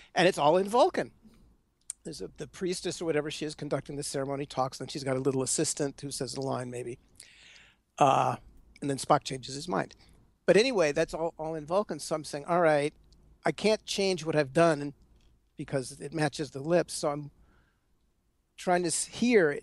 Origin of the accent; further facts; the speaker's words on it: Los Angeles, California, United States; moved away; I was out there in LA. Uh, which is where I which is where I grew up